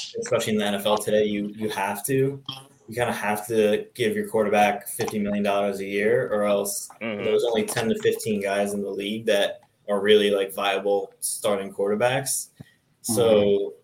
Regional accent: New Jersey, United States; I'm from New Jersey, right outside the New York City area

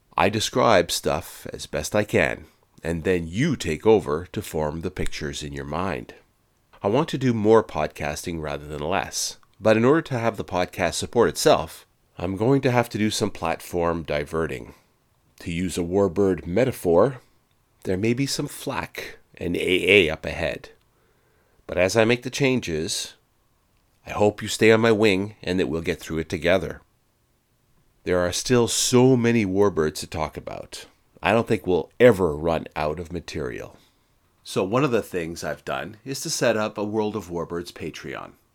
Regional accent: Canada; I'm Canadian, eh?

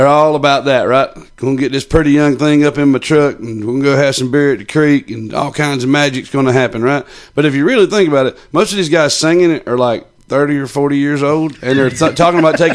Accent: Johnston County, North Carolina, United States; I'm from Johnson County

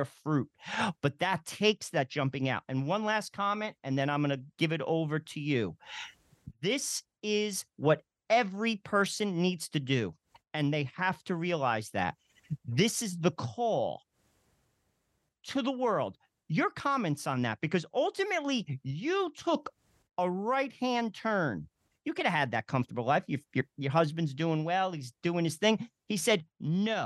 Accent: New Jersey, United States; I'm from New Jersey

